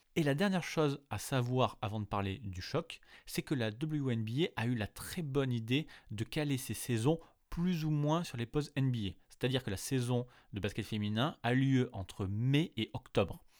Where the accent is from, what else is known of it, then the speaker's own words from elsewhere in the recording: France; chez nous en France